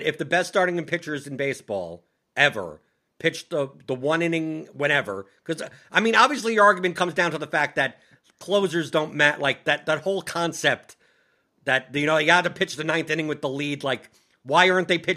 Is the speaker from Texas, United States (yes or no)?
no; New York, United States; I'm from New York. I grew up in the 90s. I went to Yankee Stadium